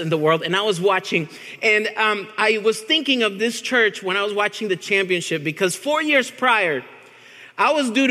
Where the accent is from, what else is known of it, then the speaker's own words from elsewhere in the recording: Venezuela; moved away; I'm from Venezuela, which is like an 8-hour plane ride from Argentina